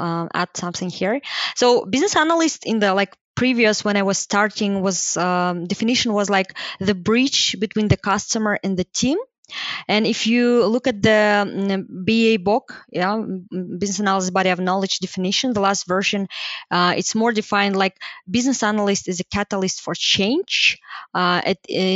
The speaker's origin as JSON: {"language": "English", "town": "Almaty", "country": "Kazakhstan", "said": "I'm from Almaty"}